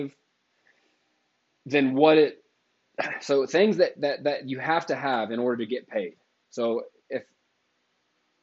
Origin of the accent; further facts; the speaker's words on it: United States; also born or lived in Denver, Colorado; I am an American millennial